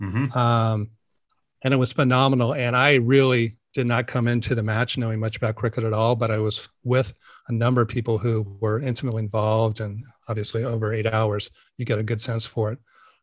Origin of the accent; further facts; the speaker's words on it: San Francisco, California, United States; born there; Well, I was born in San Francisco, and I guess my first organized sports league or team was in baseball, playing for the Braves in Tiburon.